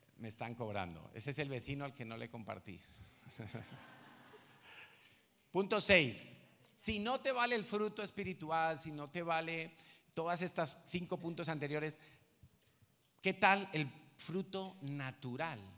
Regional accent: Madrid, Community of Madrid, Spain; yo soy de Vallecas

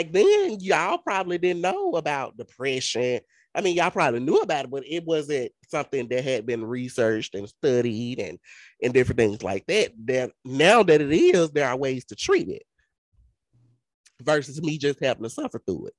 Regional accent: Mississippi, United States; we're from Mississippi. And being that we're from Mississippi

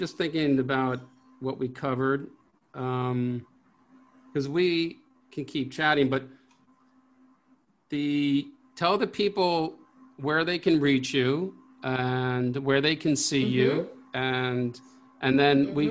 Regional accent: New York, United States; now in Singapore; I grew up in New York.

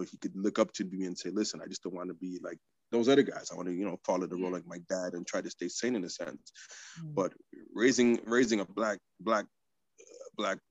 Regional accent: Quebec, Canada; now in Toronto, Canada; I'm from the French province

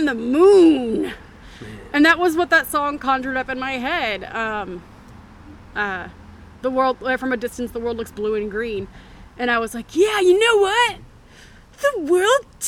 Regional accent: Memphis, Tennessee, United States; I grew up in Memphis

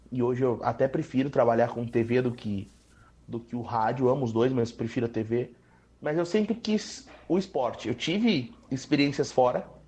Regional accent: São Paulo, Brazil; born there; eu sou nascido em São Paulo

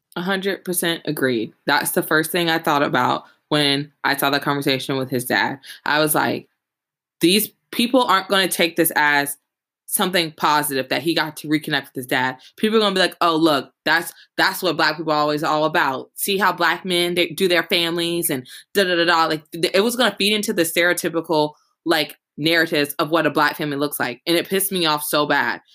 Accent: the South, United States; growing up in the South and going to a predominantly Southern university

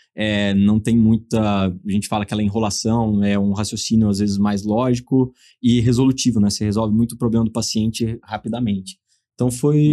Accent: Torrinha, São Paulo, Brazil; sou é? de Torrinha, uma cidade de Torrinha. 9 mil habitantes do lado de Brotas, então assim, eu sou o cara totalmente caipira do interior ali

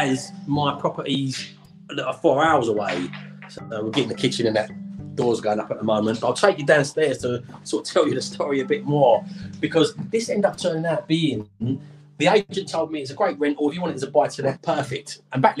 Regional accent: Essex, East of England, United Kingdom; also born or lived in London; I was born in London, and I'm proud of being born in the capital of the UK. It's a great city. But then from the age of six, I grew up in a little village in Essex called Avery

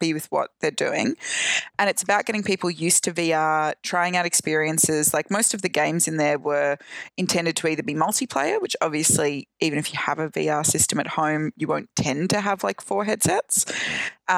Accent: Australia; I am now safely back in my home country of Australia

